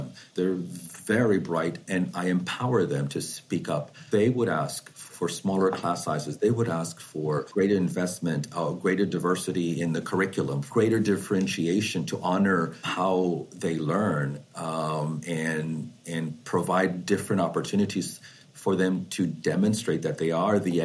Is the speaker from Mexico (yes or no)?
yes; Mexico; now in Houston, United States; I live in Houston. I am an immigrant from Mexico, but now I'm a citizen.